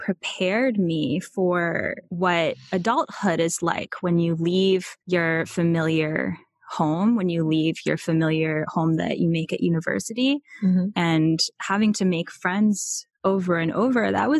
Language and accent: English; Charlottesville, Virginia, United States; born there; So I was born in Charlottesville, Virginia. And my family moved around a few times as I was growing up because of my dad's work.